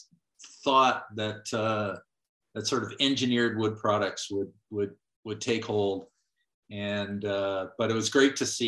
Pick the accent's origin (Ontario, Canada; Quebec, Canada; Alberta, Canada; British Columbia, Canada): British Columbia, Canada; North Vancouver; now in Calgary, Canada; So I grew up in Vancouver, North Vancouver actually.